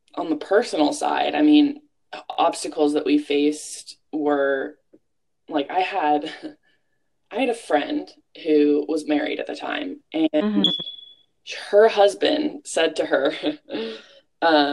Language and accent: English; Bakersfield, California, United States; my hometown of Bakersfield